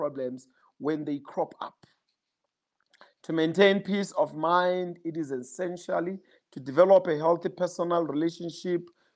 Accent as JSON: {"language": "English", "town": "Johannesburg", "region": "Gauteng", "country": "South Africa", "said": "I'm from Johannesburg"}